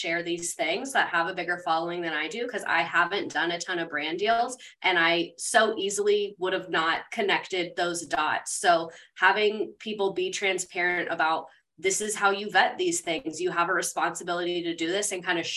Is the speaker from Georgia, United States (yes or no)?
yes; Georgia, United States; moved away; also born or lived in Florida; I grew up in Georgia